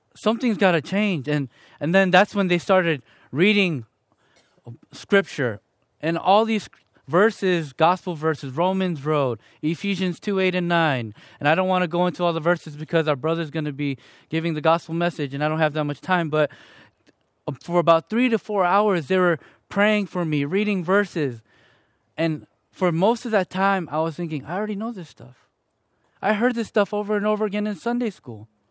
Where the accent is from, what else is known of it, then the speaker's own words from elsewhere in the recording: Chicago, Illinois, United States; also born or lived in Fullerton, California; now in Riverside, United States; I was born and raised in Chicago, Illinois, to two parents who, both of 'em were from South Korea